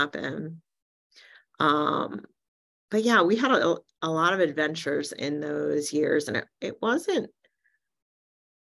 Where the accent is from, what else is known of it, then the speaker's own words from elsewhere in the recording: New Jersey, United States; I was born in New Jersey in 1968 to two really amazing parents